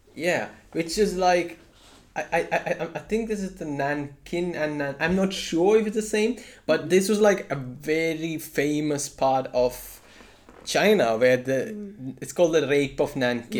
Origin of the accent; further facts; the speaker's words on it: India; I'm Indian